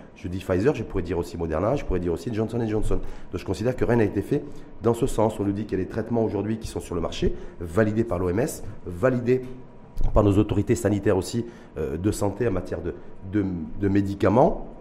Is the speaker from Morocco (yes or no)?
yes; Morocco; chez nous au Maroc